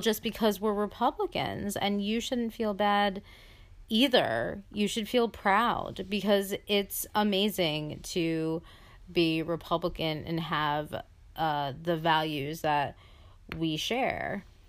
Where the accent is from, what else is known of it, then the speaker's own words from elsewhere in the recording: United States; my parents were also immigrants and, uh, came here completely, uh, legally